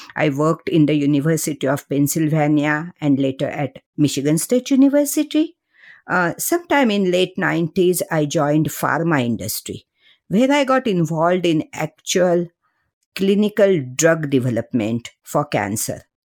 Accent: Mumbai, Maharashtra, India; moved away as an adult; I grew up in Mumbai, uh, middle class family

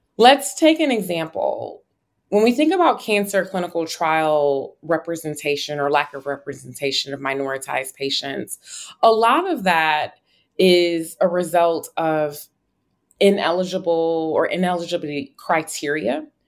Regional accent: Buffalo, New York, United States; moved away as an adult; also born or lived in Atlanta / Chicago / North Carolina; now in New Haven, United States; I am originally from Buffalo, New York, where I was born and raised

